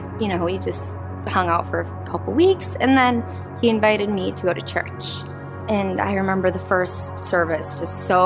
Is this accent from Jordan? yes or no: yes; Jordan; Growing up in Jordan